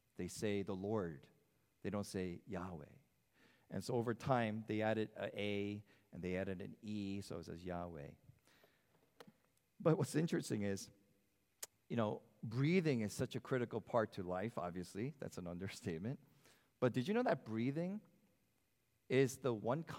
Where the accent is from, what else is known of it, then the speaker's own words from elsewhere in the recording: United States; as an American that I am